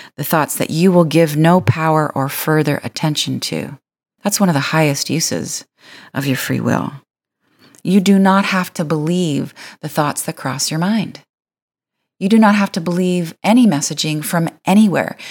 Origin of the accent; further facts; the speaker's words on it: Windsor, Ontario, Canada; I am from Windsor, Ontario